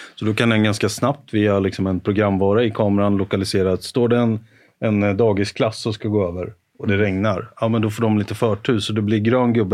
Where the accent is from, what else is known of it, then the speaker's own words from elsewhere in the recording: Karlskoga, Örebro County, Sweden; moved away; var jag hemma i Karlskoga och, och jobbade